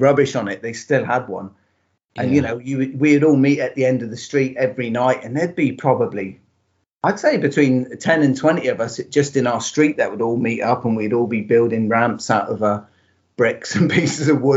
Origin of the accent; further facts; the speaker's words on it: Devon, South West England, United Kingdom; moved away as an adult; now in Northern Ireland, United Kingdom; I'm originally from England, yeah, originally from Devon. I moved over to Northern Ireland 10 years ago for work.